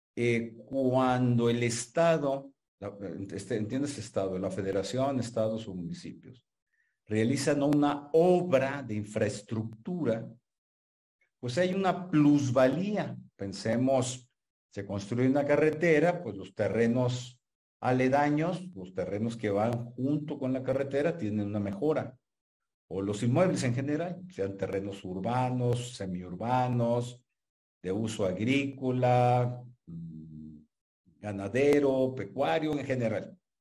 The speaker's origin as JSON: {"language": "Spanish", "country": "Mexico"}